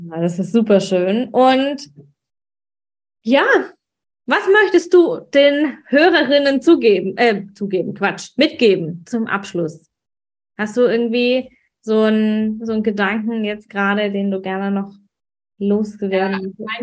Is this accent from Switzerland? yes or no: no; Swabia, Germany; weil ich bin ja Schwäbin und die, Schwäb die Schwaben haben es ja nicht mit dem Wein.